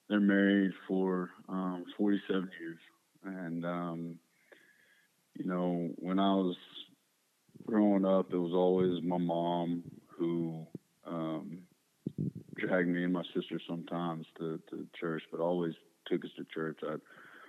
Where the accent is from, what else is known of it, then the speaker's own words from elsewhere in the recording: Spring, Texas, United States; I grew up in Spring, Texas, which most people don't know where Spring is. It's just north of Houston